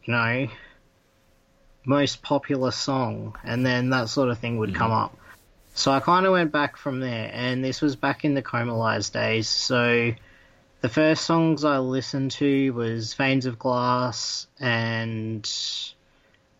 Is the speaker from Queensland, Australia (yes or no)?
no; Tasmania, Australia; moved away as an adult; now in Melbourne, Australia; I am actually from Tasmania